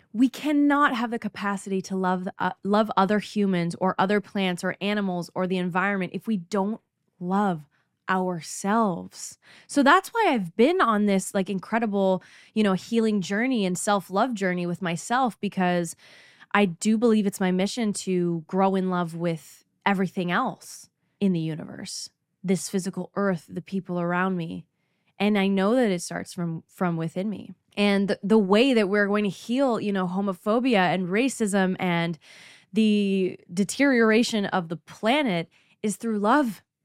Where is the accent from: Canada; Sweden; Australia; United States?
Canada; I'm from Canada